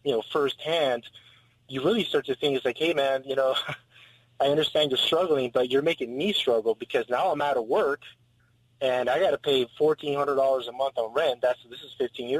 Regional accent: San Diego, California, United States; I was born and raised here in San Diego

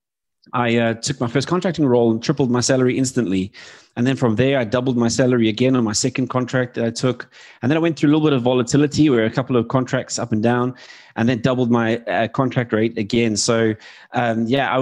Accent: South Africa; moved away as an adult; now in United Kingdom; I was born in South Africa.

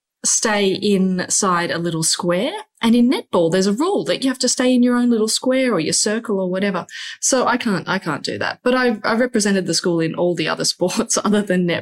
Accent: Byron Bay, New South Wales, Australia; Growing up in Byron Bay is very idyllic

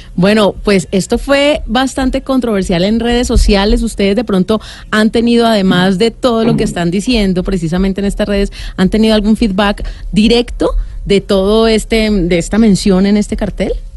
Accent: Cali, Valle del Cauca, Colombia; yo soy caleño

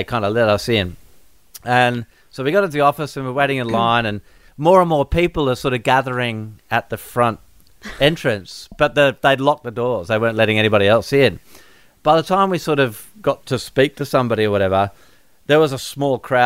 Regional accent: Perth, Western Australia, Australia; growing up in Perth

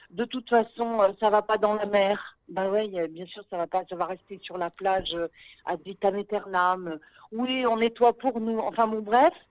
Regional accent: Paris, Île-de-France, France; moved away as an adult; now in Israel; effectivement, j'ai fait mon alia il y a huit ans et je venais de Paris. Je venais du monde du théâtre

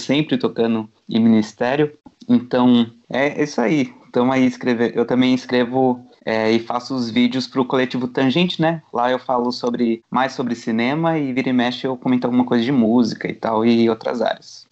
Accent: Jundiaí, São Paulo, Brazil; Sou aqui de Jundiaí, interior de São Paulo

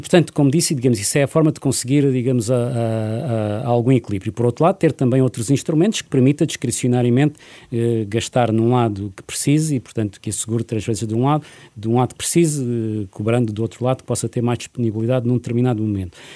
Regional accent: Portugal; enquanto português

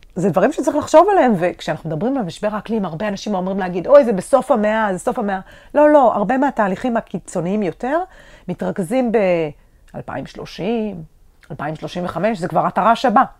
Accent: Israel; האזור שלנו, אתה גדלת פה, אני גדלתי פה

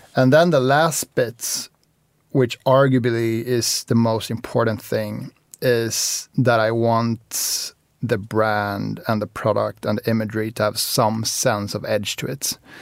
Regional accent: Spain; moved away; also born or lived in Sweden; I, I grew up in Spain as well. So, so I lived in Spain and then moved to Sweden

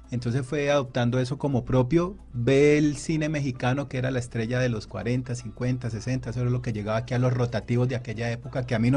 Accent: Colombia

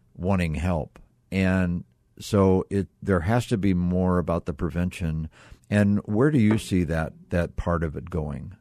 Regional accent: Midwest, United States; now in Arizona, United States; I grew up in the Midwest

